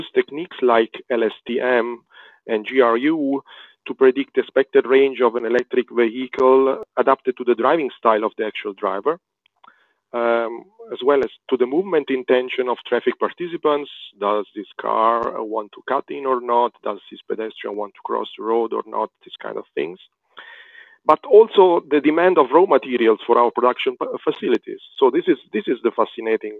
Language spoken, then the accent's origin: English; Rome, Lazio, Italy; I was born in Rome